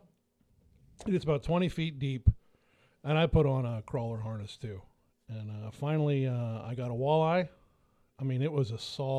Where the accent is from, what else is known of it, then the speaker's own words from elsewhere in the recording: Franklin, United States; this little restaurant in my hometown, Franklin, it's called Foxdale's